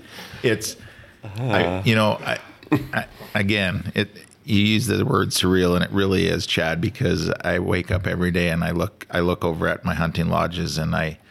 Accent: Saskatchewan, Canada; a farm boy growing up in Saskatchewan

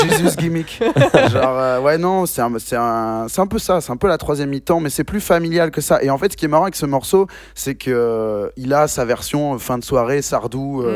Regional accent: Bordeaux, Nouvelle-Aquitaine, France; also born or lived in Bayonne; nous, on est de Bordeaux

